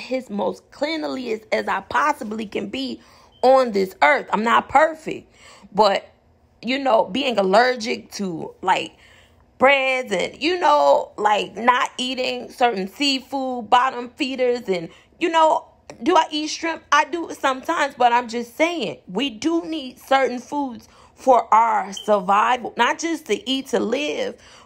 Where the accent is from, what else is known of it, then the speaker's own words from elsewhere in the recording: Inglewood, California, United States; I'm from Inglewood